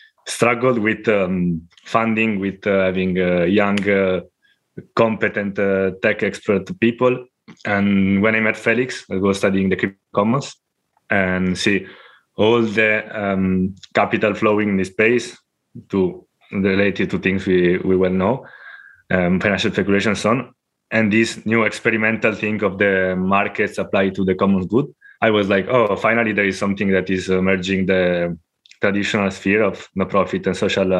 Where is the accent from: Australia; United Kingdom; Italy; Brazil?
Italy; now in Spain; from Italy. Now living in Spain, and since many years